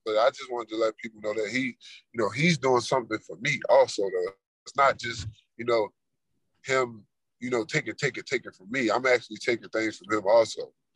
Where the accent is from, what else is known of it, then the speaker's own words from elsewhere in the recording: Baltimore, Maryland, United States; moved away; I come from East Baltimore, Maryland